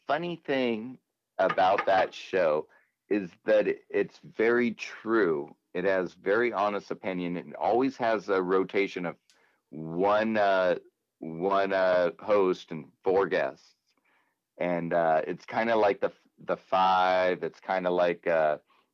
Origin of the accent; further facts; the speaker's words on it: United States; as American people